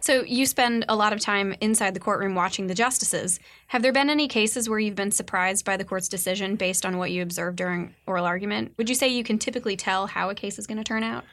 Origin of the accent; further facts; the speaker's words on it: Kentucky, United States; my home state of Kentucky